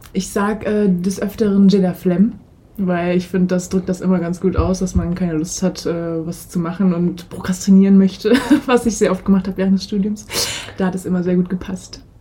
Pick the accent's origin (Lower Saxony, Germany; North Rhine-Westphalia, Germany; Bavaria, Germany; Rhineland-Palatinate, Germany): Rhineland-Palatinate, Germany; Ludwigshafen; ich bin damals in Ludwigshafen am Rhein zur Schule gegangen